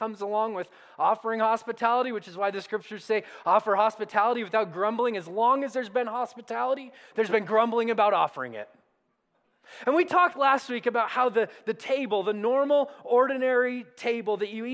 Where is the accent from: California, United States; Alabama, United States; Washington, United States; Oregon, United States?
California, United States; Southern; now in Colorado, United States; I grew up in Southern California, and so like Colorado, most of the days were covered in awesome sunshine